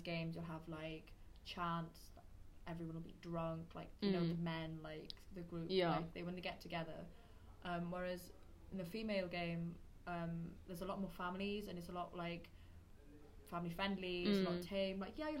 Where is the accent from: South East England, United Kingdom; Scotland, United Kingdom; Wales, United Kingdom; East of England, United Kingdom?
Wales, United Kingdom; Welsh; I'm Welsh